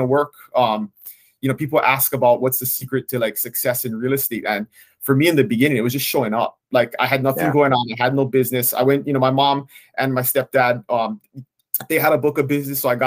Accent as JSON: {"language": "English", "town": "Kona", "region": "Hawaii", "country": "United States", "tie": "born or raised there", "said": "I was born and raised on the Big Island in Kona, so I still live there today."}